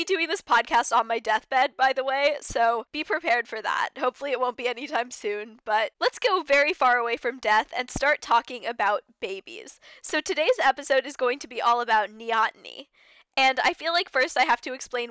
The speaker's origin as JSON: {"language": "English", "country": "United States", "said": "as an American"}